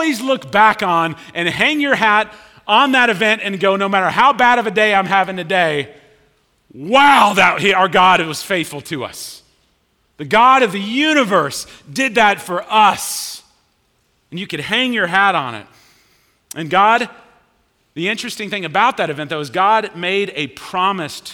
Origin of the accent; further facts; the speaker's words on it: Richardson, Texas, United States; moved away as an adult; I grew up in Richardson